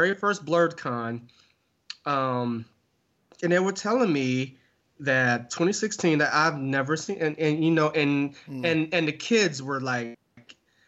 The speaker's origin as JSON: {"language": "English", "town": "New York City", "region": "New York", "country": "United States", "tie": "born or raised there", "said": "growing up in New York."}